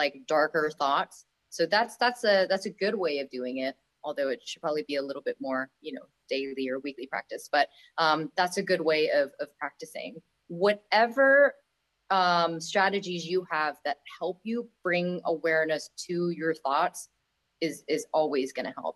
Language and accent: English; Bangkok, Thailand; moved away; I come from Thailand, where it's like food capital of the world, in Bangkok